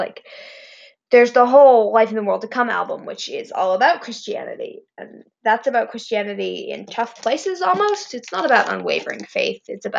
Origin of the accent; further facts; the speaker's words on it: California, United States; also born or lived in Indiana; I was born in Indiana, but my family moved out to California when I was, like, a year old